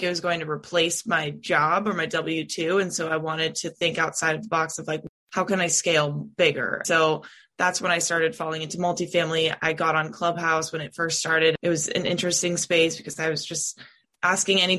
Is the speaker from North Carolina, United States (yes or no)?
no; California, United States; moved away as an adult; now in Nashville, United States; I'm originally from California.